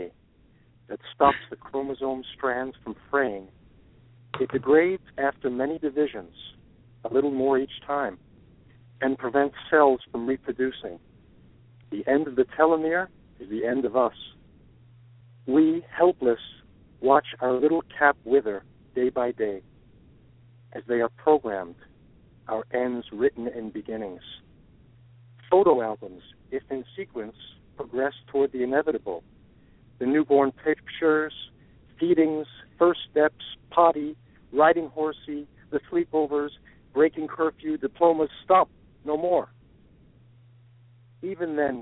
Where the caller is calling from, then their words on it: Brookline, Massachusetts, United States; I'm calling from Brookline, Massachusetts, just near Boston.